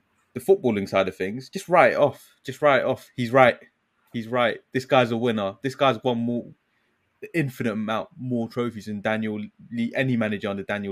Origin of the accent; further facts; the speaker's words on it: United Kingdom; as British people